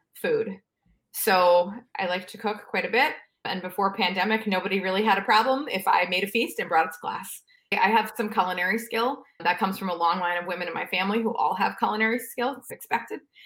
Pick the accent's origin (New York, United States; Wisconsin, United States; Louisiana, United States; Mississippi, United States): New York, United States; New York City; moved away as an adult; also born or lived in Pennsylvania; I, I grew up in New York